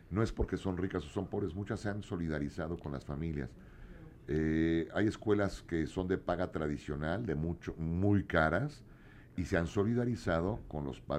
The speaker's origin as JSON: {"language": "Spanish", "town": "Acapulco", "region": "Guerrero", "country": "Mexico", "moved": "yes", "said": "yo estudio fisioterapia, salí de Acapulco Guerrero para tener oportunidades y actualmente trabajo y estudio la Unitec Bermaza."}